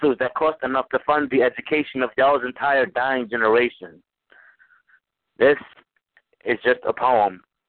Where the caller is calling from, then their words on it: New Orleans, Louisiana, United States; I'm calling from New Orleans, Louisiana.